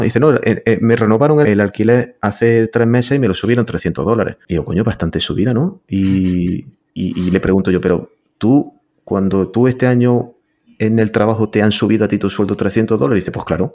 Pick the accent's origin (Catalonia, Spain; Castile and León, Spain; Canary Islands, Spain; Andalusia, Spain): Andalusia, Spain; Granada; now in Florida, United States; Yo soy de Granada